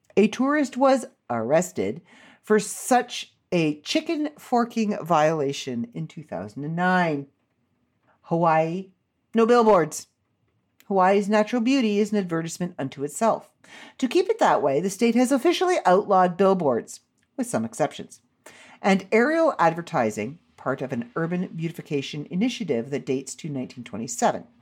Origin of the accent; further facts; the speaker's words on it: Canada; I'm Canadian